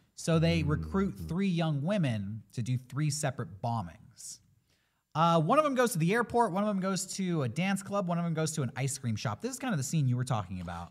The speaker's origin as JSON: {"language": "English", "country": "United States", "said": "as an American"}